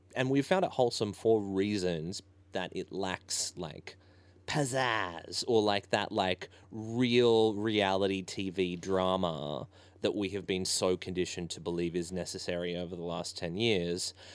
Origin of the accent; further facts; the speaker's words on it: Ballina, New South Wales, Australia; I grew up in Ballina